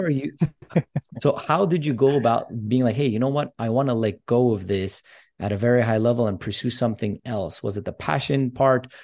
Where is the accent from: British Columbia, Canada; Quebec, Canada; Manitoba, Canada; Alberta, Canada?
Quebec, Canada; Montreal; I'm actually Armenian descent, and I'm from Canada as well, from Montreal